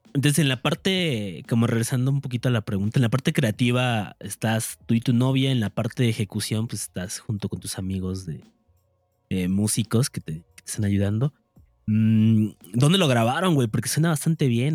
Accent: Cancún, Quintana Roo, Mexico; now in Mexico City, Mexico; yo soy de Cancún y ahora estoy en Ciudad de México.

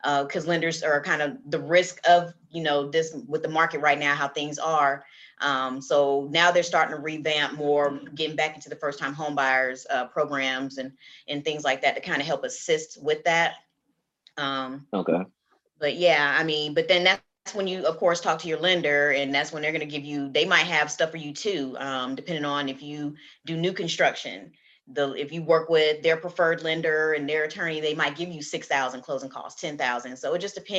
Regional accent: the South, United States; I'm from the South, so we say NACA down here.

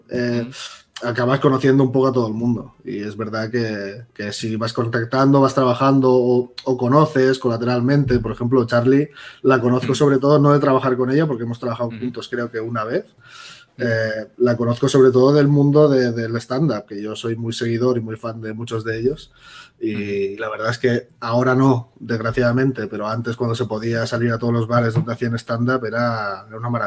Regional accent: Barcelona, Catalonia, Spain; somos de Barcelona

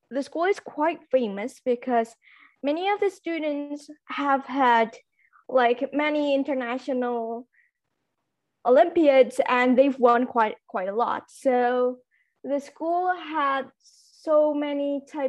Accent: Indonesia; first language Javanese; English is a second language; I am a student currently studying in a boarding school, and I'm from Indonesia.

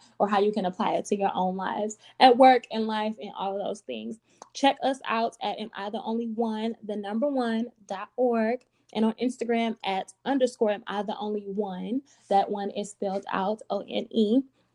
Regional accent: Michigan, United States; I'm from Michigan, live in Detroit

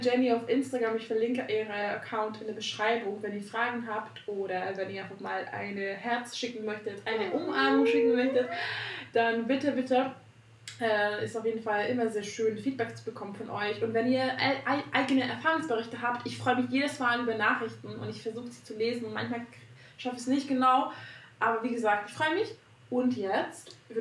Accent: Hungary; now in Berlin, Germany; ich komme aus Ungarn

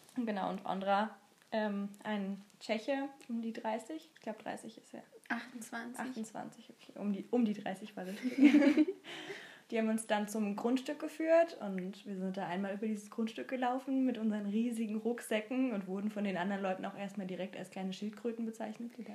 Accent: Germany

